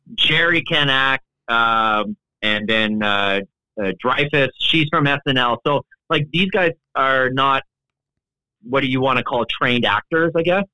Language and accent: English; Canada; the show I was raised on in Canada